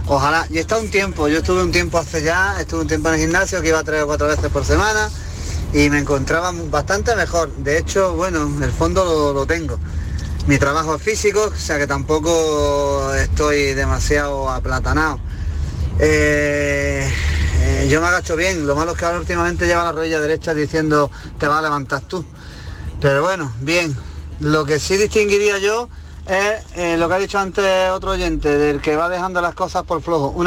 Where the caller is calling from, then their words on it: Granada, Andalusia, Spain; Hola, buenas tardes. Soy … de Granada.